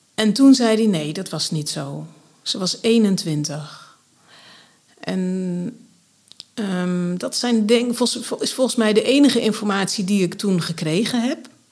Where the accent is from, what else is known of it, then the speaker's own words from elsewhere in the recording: Grave, North Brabant, Netherlands; also born or lived in Dordrecht; Overgrote deel van mijn jeugd ben ik opgegroeid in Graven in Noord-Brabant. Dat ligt ten zuiden van Nijmegen.